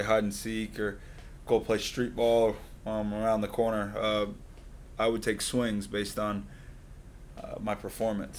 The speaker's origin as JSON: {"language": "English", "town": "Boynton Beach", "region": "Florida", "country": "United States", "tie": "born or raised there", "said": "grew up here in Palm Beach County. Grew up in Boynton Beach."}